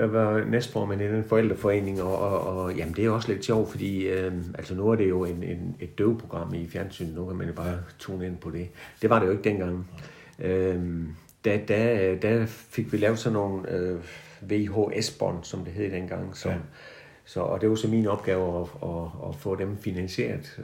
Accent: Haderslev, Southern Denmark, Denmark; jeg er sådan uh, øh, 1949-model, vokset op på Moltrupvej lige over for Sankt skole

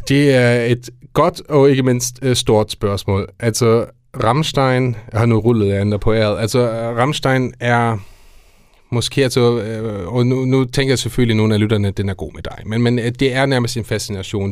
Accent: Germany; now in Denmark; som tysk lærer, men ikke mindst og som tysker

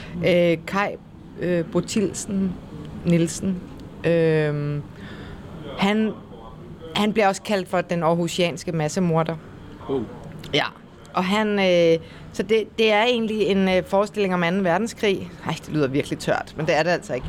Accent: Copenhagen, Capital Region of Denmark, Denmark; moved away as an adult; now in Kolding, Denmark; nu er jeg jo født og opvokset i København

